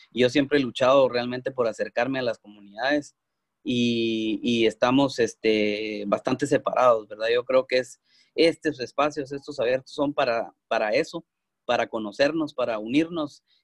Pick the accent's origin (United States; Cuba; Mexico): United States; Texas; Yo vengo de Texas, Texas no es tan solidario eh, como California